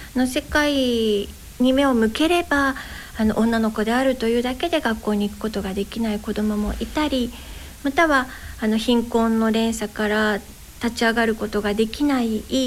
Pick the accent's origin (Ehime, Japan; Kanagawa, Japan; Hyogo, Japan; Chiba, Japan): Kanagawa, Japan; Yokosuka; also born or lived in Yokohama / Odawara; 私生まれは神奈川県横須賀市です。